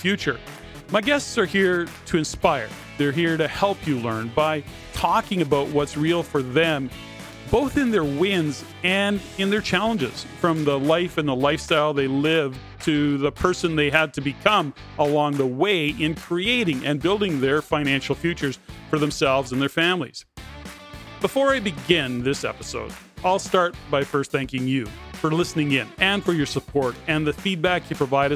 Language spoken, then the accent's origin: English; Canada; we're Canadian